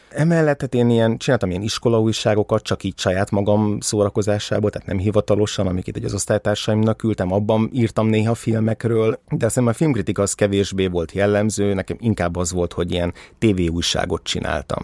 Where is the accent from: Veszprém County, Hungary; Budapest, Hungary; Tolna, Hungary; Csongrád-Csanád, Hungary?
Budapest, Hungary; 1984. augusztus 22-én születtem Budapesten